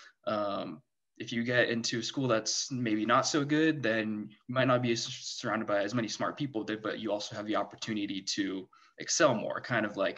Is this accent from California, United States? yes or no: yes; San Diego, California, United States; I grew up in San Diego